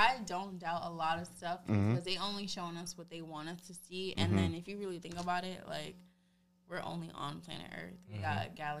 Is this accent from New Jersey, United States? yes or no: no; New York City, New York, United States; I am from Brooklyn.